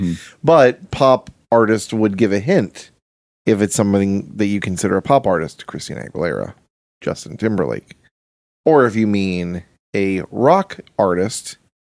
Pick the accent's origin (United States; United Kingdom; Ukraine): United Kingdom; London; I'm from London. I'm from Britain.